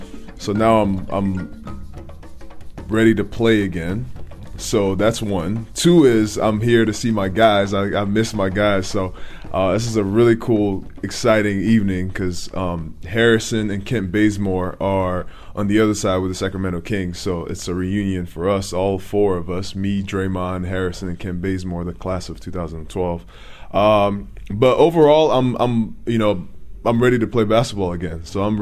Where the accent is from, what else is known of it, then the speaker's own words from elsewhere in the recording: Nigeria; now in United States; When I came from Nigeria in 2004, my uncle was trying to convince me to play basketball.